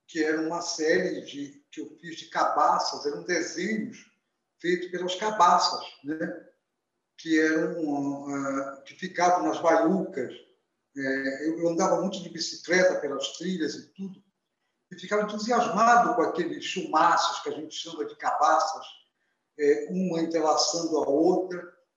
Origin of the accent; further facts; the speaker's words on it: Belém, Pará, Brazil; also born or lived in Vigia de Nazaré; eu nasci em Belém, mas a, o meu pai é uma família que nasceu na, no Nordeste paraense, é, na zona do Salgado, na cidade chamada Vigia de Nazaré, onde a minha também adolesc infância, adolescência